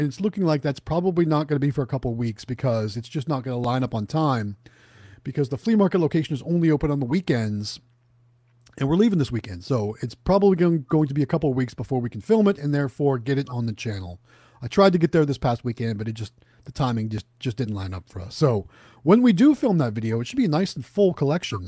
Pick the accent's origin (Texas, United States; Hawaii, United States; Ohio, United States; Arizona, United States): Ohio, United States; moved away; Going back to my hometown